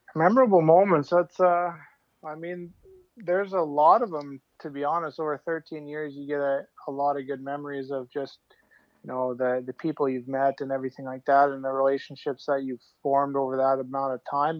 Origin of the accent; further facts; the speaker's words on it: outside Calgary, Alberta, Canada; grew up outside Calgary